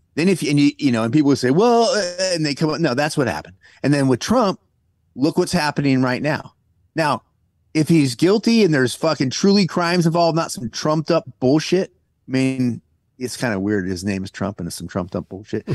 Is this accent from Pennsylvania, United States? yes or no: no; California, United States; there are a bunch of people I grew up with in California